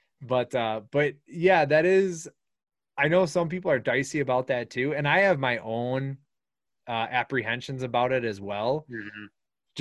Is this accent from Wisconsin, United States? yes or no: yes; Wisconsin, United States; We're from Wisconsin.